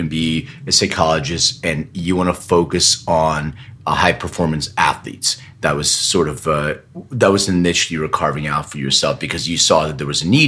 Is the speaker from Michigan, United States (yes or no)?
no; Philadelphia, Pennsylvania, United States; now in Los Angeles, United States; I live in LA now. So I lived in Philly. I grew up in Philly.